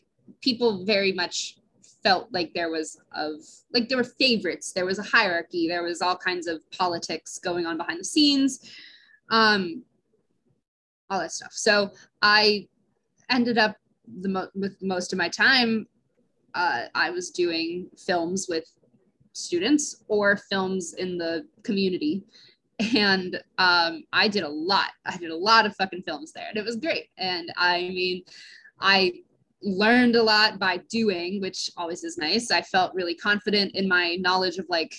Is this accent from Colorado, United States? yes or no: no; Johnstown, Pennsylvania, United States; I grew up in Johnstown, Pennsylvania.